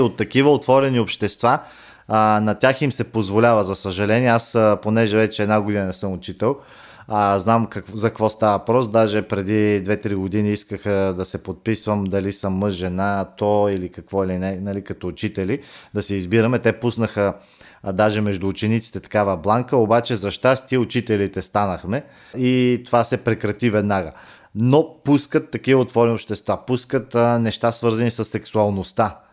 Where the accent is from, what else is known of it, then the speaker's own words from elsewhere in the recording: Bulgaria; ние, като българи, имаме абсолютното право